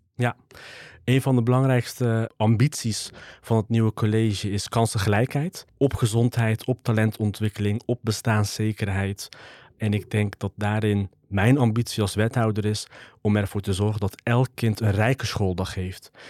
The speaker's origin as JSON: {"language": "Dutch", "town": "'s-Hertogenbosch", "region": "North Brabant", "country": "Netherlands", "tie": "born or raised there", "said": "geboren en getogen in Den Bosch"}